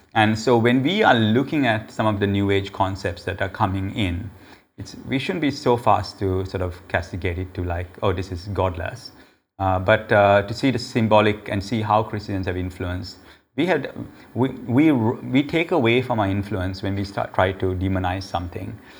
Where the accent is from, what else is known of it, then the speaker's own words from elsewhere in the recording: Sri Lanka; the Sri Lankans actually, we call ourselves Aryans